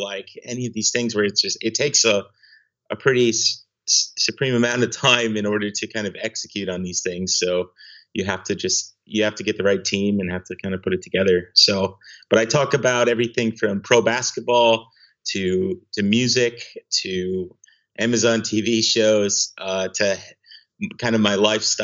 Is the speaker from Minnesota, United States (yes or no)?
yes; Granite Falls, Minnesota, United States; moved away as an adult; now in Seattle, United States; I am originally from Granite Falls, Minnesota, really small town in southwestern Minnesota